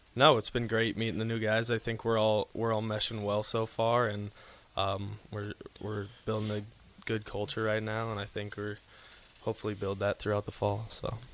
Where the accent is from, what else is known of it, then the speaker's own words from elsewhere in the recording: Grand Island, Nebraska, United States; now in Lincoln, United States; I'm from Grand Island, so I've been I've been around Lincoln quite a bit